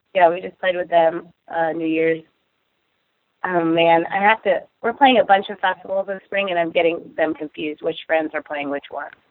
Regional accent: Seattle, Washington, United States; we're all from Seattle. Like we're all pretty much from here

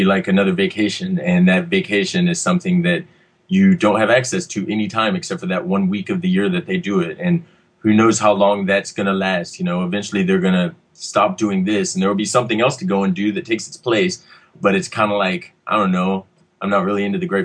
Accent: Texas, United States; now in Los Angeles, United States; I'm here from Texas, and so I'm used to much more heat than we ever get up here.

